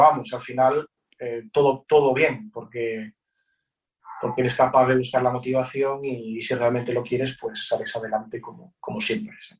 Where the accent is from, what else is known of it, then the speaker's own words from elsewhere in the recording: Betanzos, Galicia, Spain; en mi pueblo Betanzos hay una banda